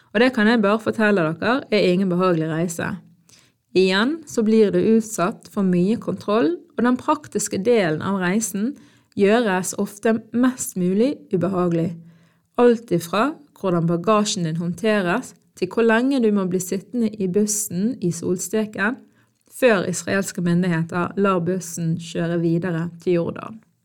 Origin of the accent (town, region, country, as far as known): Norway; born or raised there